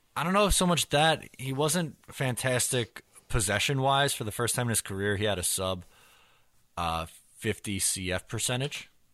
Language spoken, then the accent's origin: English; United States; I'm the American